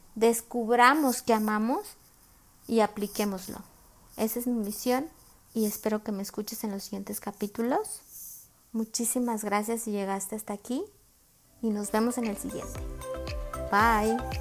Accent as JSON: {"language": "Spanish", "country": "Mexico", "said": "soy de México"}